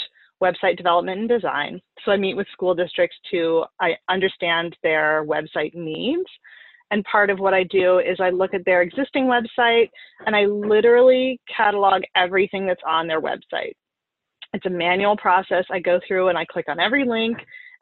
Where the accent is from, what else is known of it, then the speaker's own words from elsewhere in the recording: Oregon, United States; also born or lived in upstate New York; now in New York, United States; I'm originally from Oregon.